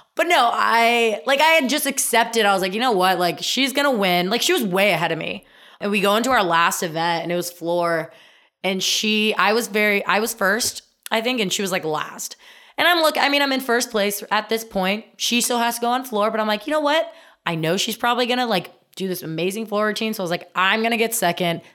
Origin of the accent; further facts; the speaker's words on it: Indiana, United States; I'm from Indiana